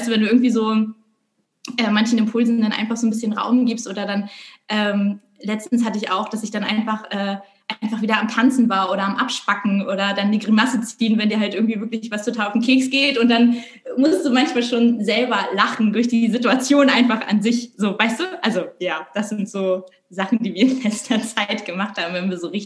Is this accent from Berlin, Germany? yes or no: no; Rügen, Mecklenburg-Vorpommern, Germany; now in Hamburg, Germany; Äh, ich bin auf Rügen aufgewachsen und lebe jetzt irgendwie schon seit, oh, ich glaube, bummelig 12, 13 Jahre in Hamburg